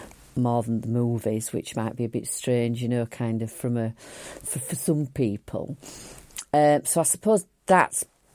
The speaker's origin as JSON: {"language": "English", "town": "Huddersfield", "region": "Yorkshire and the Humber", "country": "United Kingdom", "tie": "born or raised there", "said": "it's my home, it's my hometown."}